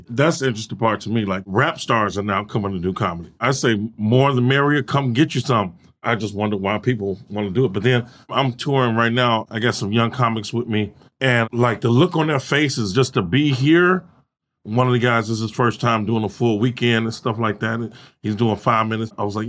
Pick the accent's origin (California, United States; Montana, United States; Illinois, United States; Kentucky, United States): Illinois, United States; Chicago; born or raised there